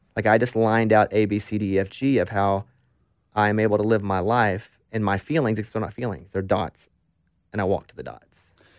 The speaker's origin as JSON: {"language": "English", "region": "Arkansas", "country": "United States", "said": "I'm from Arkansas"}